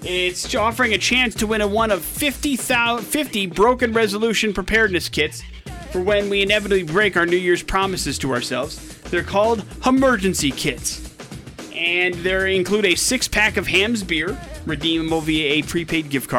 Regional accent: Wisconsin, United States; growing up in Wisconsin

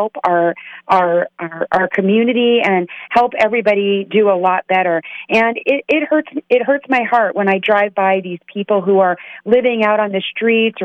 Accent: Las Vegas, Nevada, United States; I'm from Las Vegas

